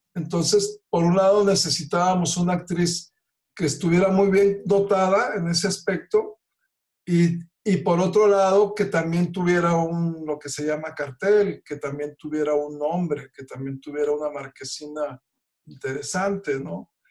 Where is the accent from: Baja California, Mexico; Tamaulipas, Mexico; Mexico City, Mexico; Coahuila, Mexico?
Tamaulipas, Mexico; Reynosa; somos paisanos de Reynosa.